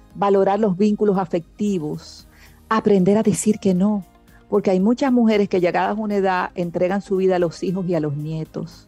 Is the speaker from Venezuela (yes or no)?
no; Dominican Republic; yo nací aquí en República Dominicana.